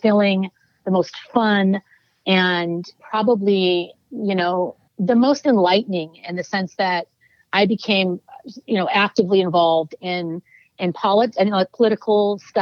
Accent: Oakland, California, United States; I'm born and raised in Oakland, California

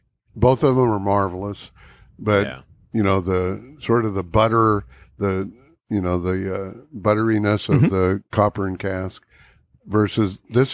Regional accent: California, United States; moved away; I'm from California.

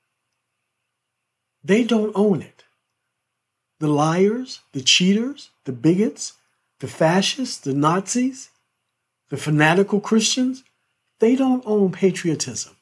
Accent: United States; I'm an American

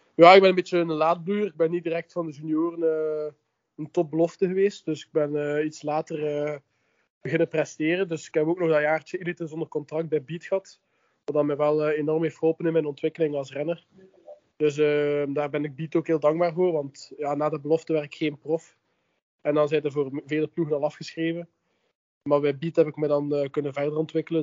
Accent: Ghent, Flanders, Belgium; ben ik afkomstig uit Gent.

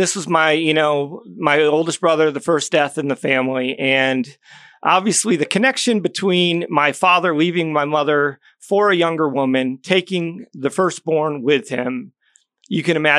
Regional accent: Syracuse, New York, United States; born there; Well, originally I was born in upstate New York, Syracuse area.

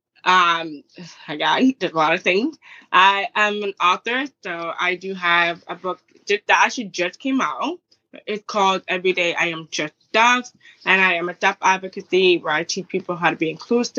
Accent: Toronto, Ontario, Canada; I'm from Toronto.

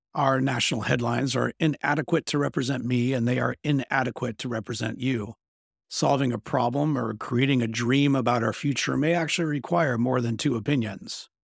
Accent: Bentonville, Arkansas, United States; my hometown of Bentonville, Arkansas

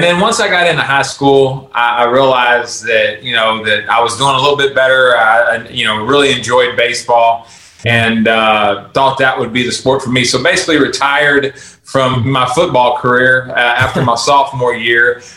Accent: Texas, United States; also born or lived in Baton Rouge, Louisiana; I was born in Baton Rouge, Louisiana. And we moved when I was in fourth grade to Texas

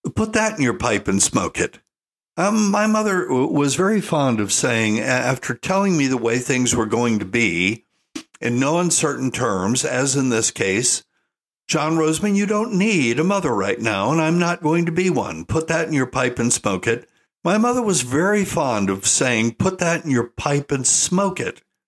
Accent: Asheville, North Carolina, United States; moved away; I was born in Asheville

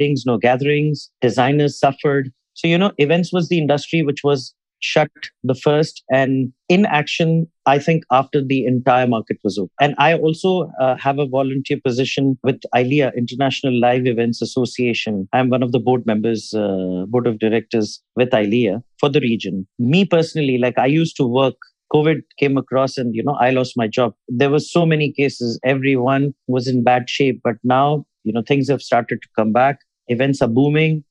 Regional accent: Hyderabad, Telangana, India; moved away as an adult; also born or lived in Canada; now in Dubai, United Arab Emirates; I hail from India, Hyderabad

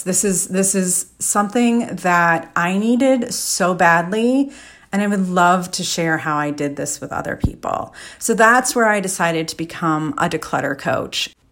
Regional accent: Chicago, Illinois, United States; moved away as an adult; also born or lived in New York City; I'm from the Chicago area

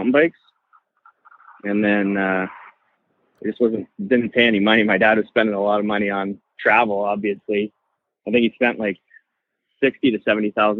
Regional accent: British Columbia, Canada; I'm from Canada

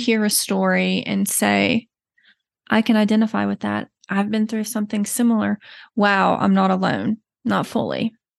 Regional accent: Texas, United States; accent: slight Southern; moved away as an adult; now in Colorado, United States; You may notice a slight Southern accent. I forget I have it until people bring it up to me, but I am originally from Texas

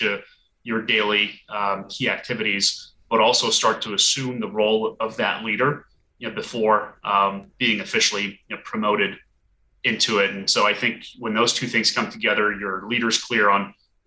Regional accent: Burlington, Vermont, United States; moved away as an adult; also born or lived in Portland, Maine; now in Washington, DC, United States; I grew up in Burlington, Vermont, and also went to the University of Vermont.

